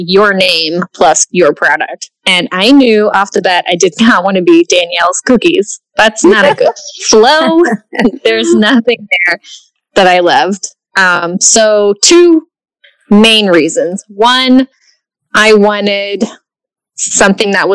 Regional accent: Dallas, Texas, United States; also born or lived in Portland; I grew up here in Dallas, lived here

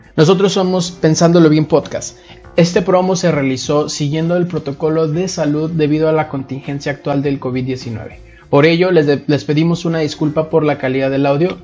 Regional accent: Monterrey, Nuevo León, Mexico; also born or lived in San Luis Potosí; soy de San Luis Potosí, pero criado en la ciudad de Monterrey

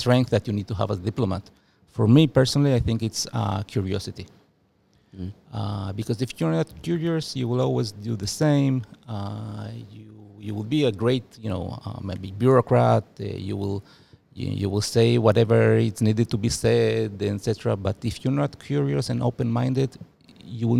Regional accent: Ramat HaSharon, Tel Aviv District, Israel; first language Spanish; English is a second language; also born or lived in Uruguay; now in China; When I grew up in Israel in the 1970s, 80s, I grew up in a nice city, nice neighborhood, Ramat Hasharon

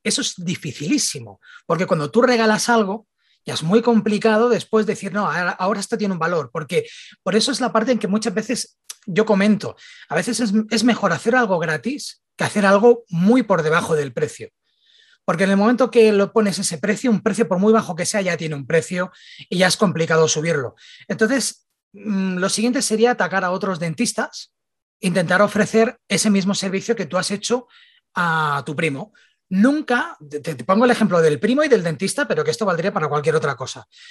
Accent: Barcelona, Catalonia, Spain; soy de Barcelona

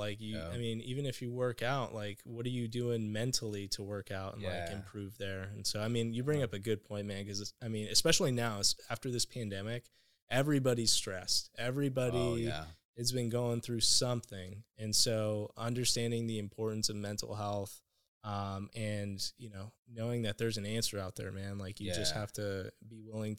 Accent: United States; Like when in growing up in Mexican households, if you go to therapy, people think you're crazy.

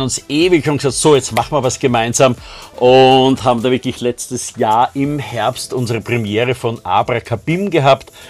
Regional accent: Austria; bei uns in Österreich

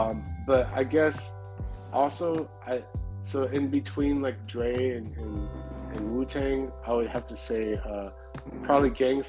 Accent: West Coast, United States; So like we grew up around all that. You know so. Growing up around the West Coast, like we're definitely West Coast heads too

